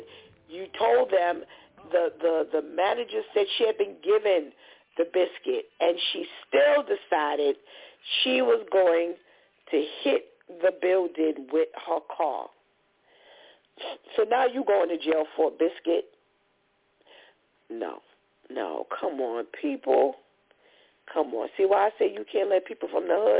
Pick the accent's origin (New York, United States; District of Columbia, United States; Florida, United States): New York, United States; New York City; I'm from the Bronx